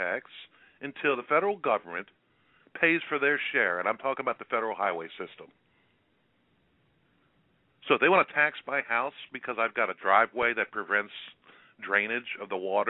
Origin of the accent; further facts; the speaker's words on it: Maryland, United States; You both know I'm from Maryland.